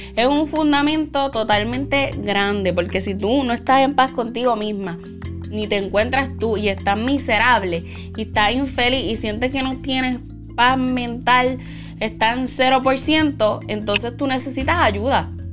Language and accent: Spanish; Puerto Rico; Yo también soy de Puerto Rico